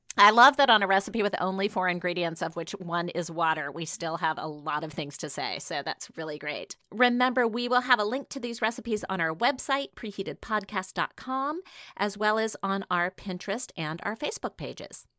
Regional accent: Washington, United States; I'm from Washington State

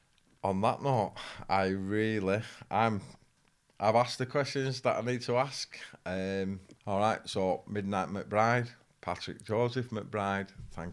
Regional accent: Bolton, North West England, United Kingdom; It's gone from growing up in Bolton

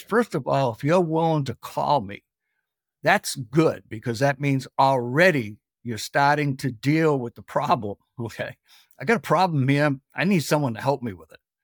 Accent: Boston, Massachusetts, United States; I'm originally from New England, Boston, where we pot the cop

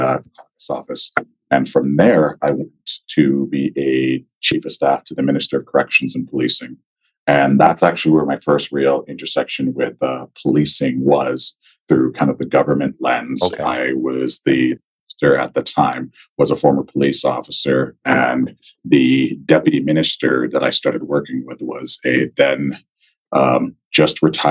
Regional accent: Nigeria; also born or lived in Guelph, Ontario, Canada; now in Edmonton, Canada; I was born in Nigeria with my mother, my sister, my father. He came to Canada to finish his PhD, and we were in Nigeria for a while. So when we first immigrated, we immigrated to Guelph, Ontario

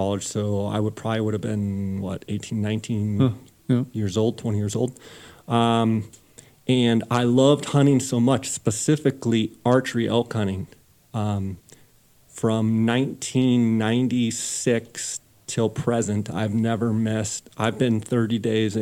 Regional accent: Phoenix, Arizona, United States; born or raised there

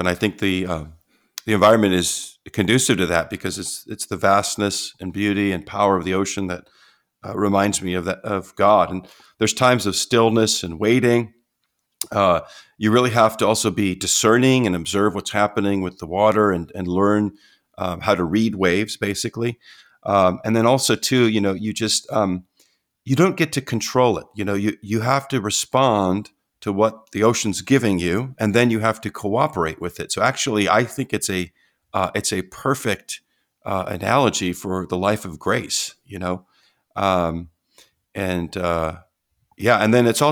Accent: San Diego, California, United States; also born or lived in Michigan; I grew up in San Diego

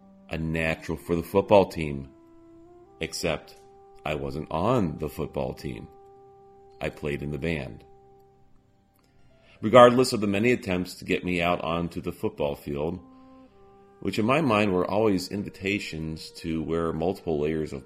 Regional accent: Alabama, United States; my hometown became fixated on sports. Not just any sport. The sport of God. Which, in Alabama, was and is football

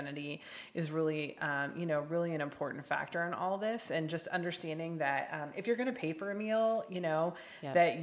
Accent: Midwest, United States; now in West Coast, United States; I grew up in the Midwest

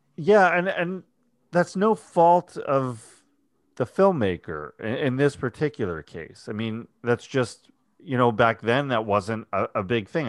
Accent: New York, United States; I'm from New York, not from Texas

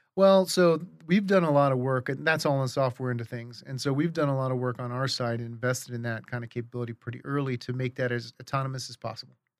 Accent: Arizona, United States; also born or lived in New York; now in Colorado, United States; we grew up in Arizona

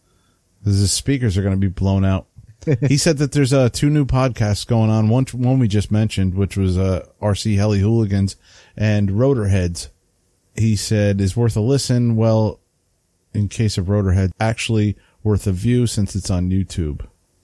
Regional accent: New England, United States; accent: New England; I didn't mess that up. That's my New England accent. I did it with a New England accent.

